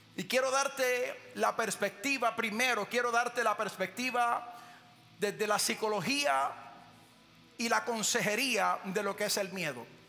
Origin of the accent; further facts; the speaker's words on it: Puerto Rico; yo nací, me crié en Puerto Rico